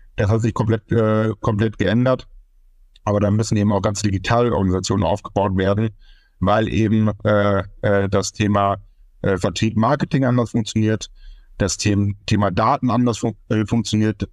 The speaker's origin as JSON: {"language": "German", "town": "Münster", "region": "North Rhine-Westphalia", "country": "Germany", "tie": "born or raised there", "said": "gebürtig aus Münster, Westfalen"}